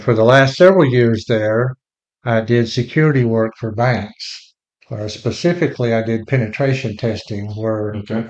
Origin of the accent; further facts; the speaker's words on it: Texas, United States; also born or lived in Lubbock, Texas / Fort Worth, Texas; we both grew up in Texas